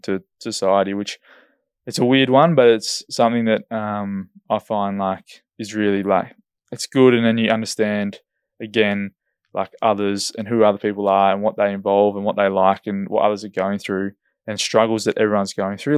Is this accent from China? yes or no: no; Esperance, Western Australia, Australia; now in Perth, Australia; I'm from Esperance and there's big fish down there